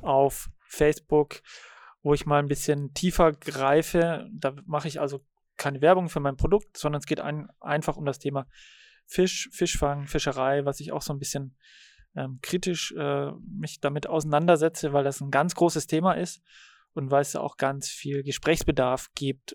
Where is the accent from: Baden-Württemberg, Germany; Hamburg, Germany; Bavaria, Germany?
Baden-Württemberg, Germany; Radolfzell; moved away as an adult; also born or lived in Berlin; now in Uckermark, Germany; ich bin äh, am Bodensee aufgewachsen und geboren. Baujahr 80 und bin dort bei Radolfzell groß geworden.